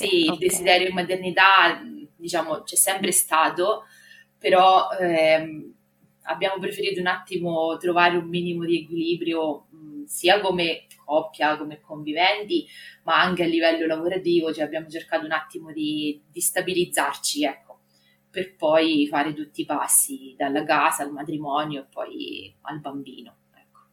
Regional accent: Marche, Italy; accent: Marche; vivo nelle Marche, ma penso che si senta dal mio accento

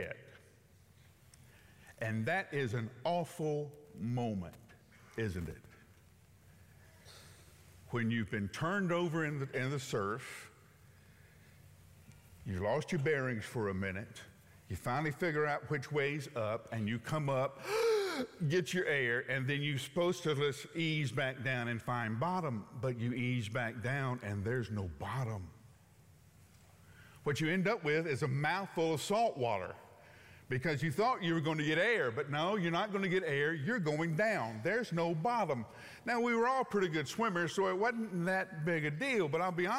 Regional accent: Huntsville, Alabama, United States; moved away; I grew up in Alabama

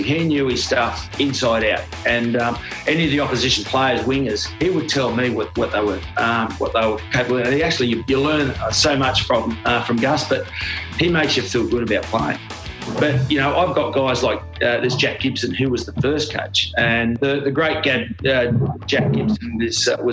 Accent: Australia; also born or lived in Gerringong; I'm Australian

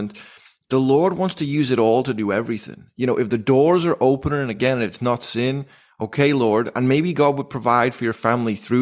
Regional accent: Liverpool, North West England, United Kingdom; moved away; we're from Liverpool

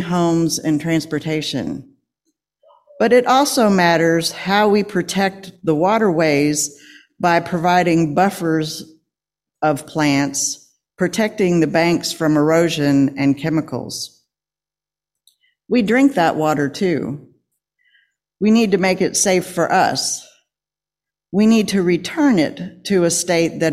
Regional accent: Lexington, Kentucky, United States; I grew up in Lexington in the suburbs.

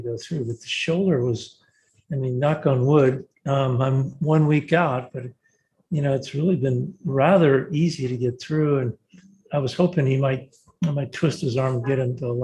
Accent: Southern California, United States; moved away as an adult; also born or lived in Indiana; I grew up in Southern California

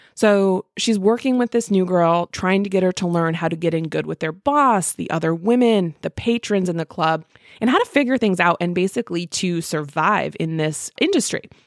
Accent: Midwest, United States

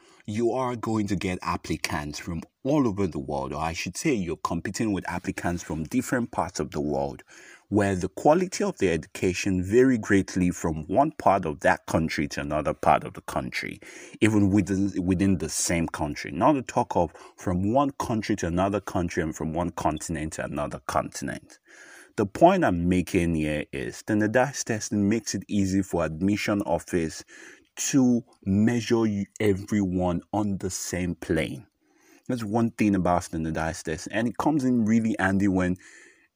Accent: Nigeria; first language English; If you're like me and you've gone to a Nigerian public university

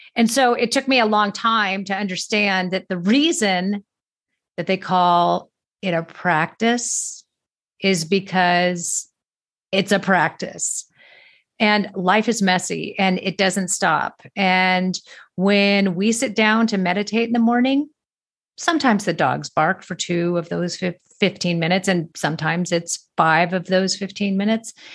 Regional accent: Manhattan Beach, California, United States; moved away; I grew up in Manhattan Beach, California

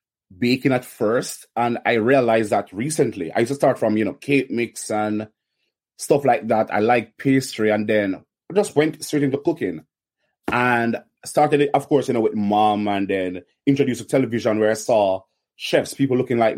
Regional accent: Kingston, Surrey, Jamaica; Kingston, Jamaica, of course. Kingston, Jamaica.

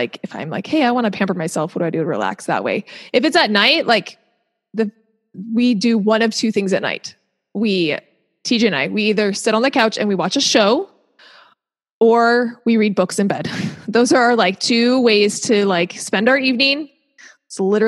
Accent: Seattle, Washington, United States; moved away as an adult; also born or lived in Utah / Hershey, Pennsylvania / Orange County, California / Durham, North Carolina; now in Southern California, United States; I grew up in Seattle

